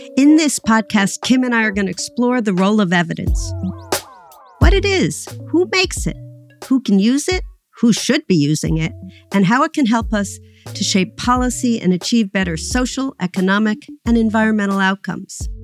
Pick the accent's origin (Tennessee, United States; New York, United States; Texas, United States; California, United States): New York, United States; New York City; you and I both grew up in New York City